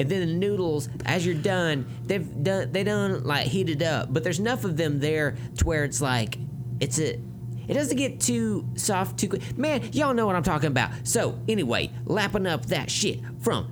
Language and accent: English; the South, United States; I'm from the South